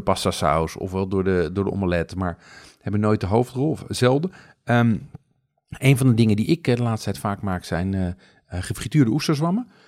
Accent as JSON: {"language": "Dutch", "town": "Amsterdam", "region": "North Holland", "country": "Netherlands", "said": "als Amsterdammer"}